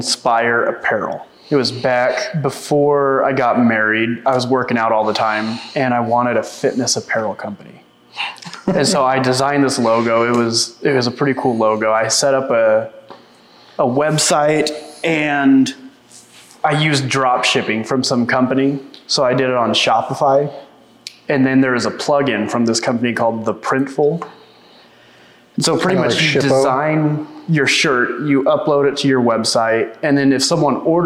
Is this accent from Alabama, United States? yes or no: no; Vice, Oklahoma, United States; moved away as an adult; also born or lived in Olympia, Washington; I grew up here in Vice. I moved to Olympia, Washington in 2015